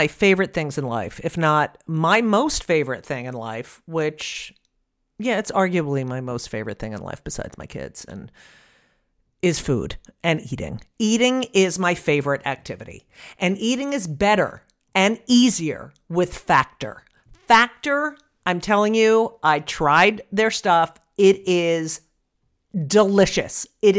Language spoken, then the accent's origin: English; New Jersey, United States; Well, I'm from New Jersey.